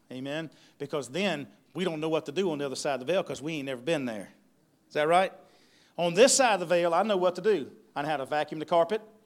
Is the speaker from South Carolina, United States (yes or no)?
yes; Ware Shoals, South Carolina, United States; also born or lived in Jacksonville, North Carolina; I'm from Jacksonville, North Carolina, but I've lived here most of my life in Ware Shoals area